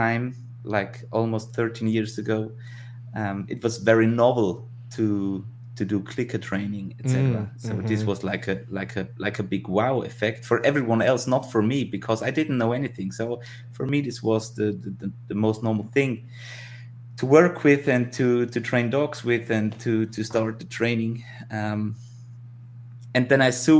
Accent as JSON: {"language": "English", "region": "Tyrol", "country": "Austria", "tie": "born or raised there", "said": "I grew up in Tirol, in the Alps, in the mountains."}